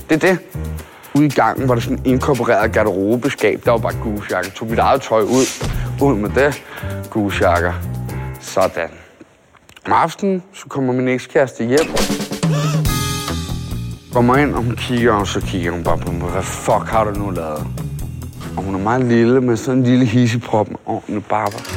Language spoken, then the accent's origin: Danish; Amager, Capital Region of Denmark, Denmark; Jeg er, jeg er fra Amager. Jeg er Danmarks dårligste kriminelle.